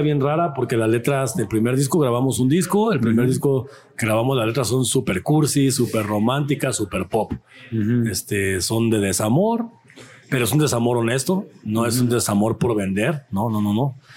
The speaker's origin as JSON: {"language": "Spanish", "country": "Mexico", "said": "nos identifica como mexicanos"}